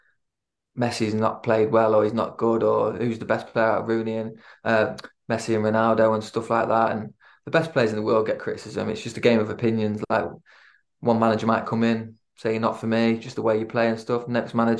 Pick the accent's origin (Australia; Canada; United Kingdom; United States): United Kingdom; Lincoln, East Midlands; born or raised there; moved away; also born or lived in Swansea